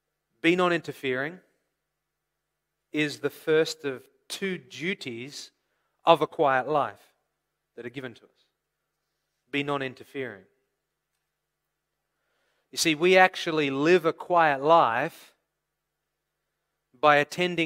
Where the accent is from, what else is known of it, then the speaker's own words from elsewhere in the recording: Australia; moved away; also born or lived in California; I come from Australia originally, the land of bushfires.